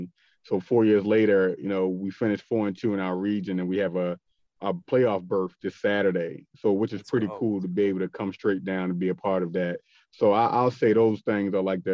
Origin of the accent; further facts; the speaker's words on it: Baltimore, Maryland, United States; moved away as an adult; now in Georgia, United States; I'm born and raised in Baltimore, left for college, of course, and then came back home. And then we recently moved to Georgia